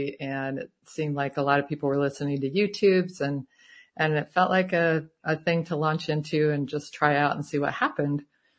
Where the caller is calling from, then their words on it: Tucson, Arizona, United States; Tucson, Arizona.